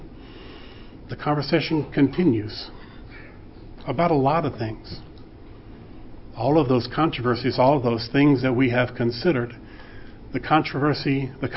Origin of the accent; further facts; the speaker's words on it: Vicksburg, Mississippi, United States; They met on the steps of Holy Trinity Episcopal Church in Vicksburg, Mississippi, where all four of their children were baptized and confirmed, and where I was ordained a deacon